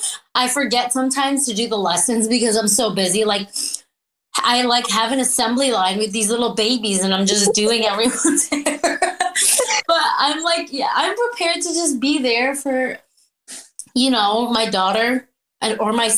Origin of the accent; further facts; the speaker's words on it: New York, United States; also born or lived in Philippines; now in Washington, United States; I was born in the Philippines, and I came to New York when I was 5 years old